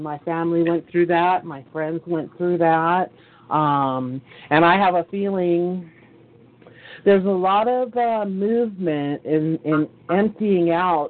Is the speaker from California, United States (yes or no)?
yes; California, United States; one in my hometown, which is in California, there's one historical bar, and it just burned to the ground